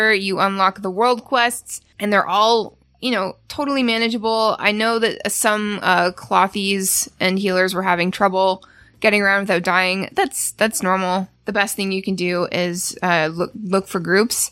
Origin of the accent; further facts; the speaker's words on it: Canada; moved away; I'm Canadian and we eat this thing. It's called Kraft Dinner